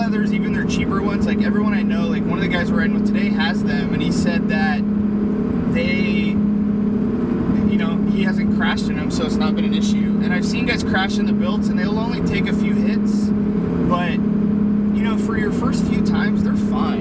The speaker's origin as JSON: {"language": "English", "region": "Midwest", "country": "United States", "tie": "born or raised there", "moved": "yes", "lives_now": "California, United States", "said": "I grew up in the Midwest"}